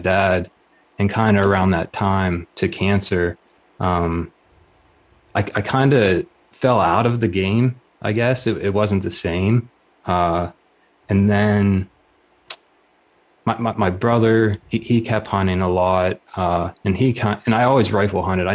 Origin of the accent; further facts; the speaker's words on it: southwestern Pennsylvania, United States; I grew up in the Big Mountain area, southwestern PA